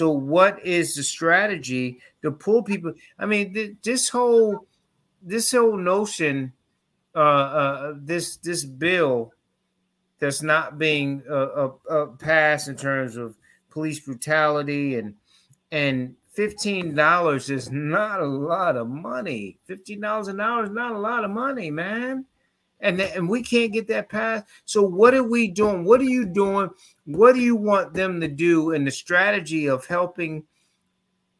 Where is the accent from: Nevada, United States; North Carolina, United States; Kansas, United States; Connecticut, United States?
Connecticut, United States; I grew up in Connecticut